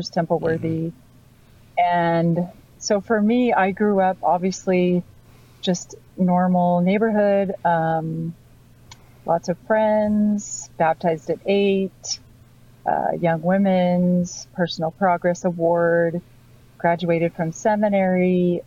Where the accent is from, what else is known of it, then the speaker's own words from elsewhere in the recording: Utah, United States; I was born in Utah and the youngest of 13 children.